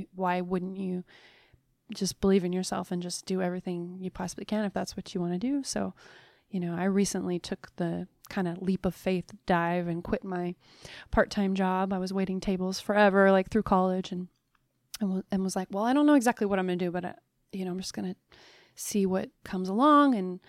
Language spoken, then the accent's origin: English; Alaska, United States; born there; I was born in Alaska and mom was a folk musician and an artist.